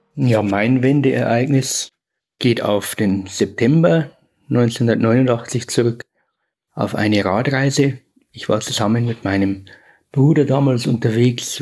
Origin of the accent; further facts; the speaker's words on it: Bavarian Forest, Germany; Ich lebe ja selber im Bayerischen Wald, da erfahren wir ja die Trennung auch der ehemalige eiserne Vorhang, die Grenze zur Tschechoslowakei, ist nur ein Katzensprung von meinem Heimatort weg